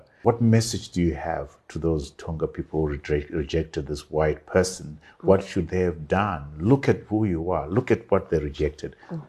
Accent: Bulawayo, Zimbabwe; I grew up in Bulawayo, the city, in Magwegwe

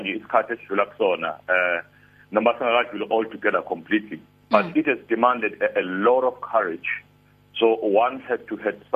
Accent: Harding, KwaZulu-Natal, South Africa; I'm from Harding in the south Oh of KZN, okay uh, uh -huh. close to Port Chepstow market

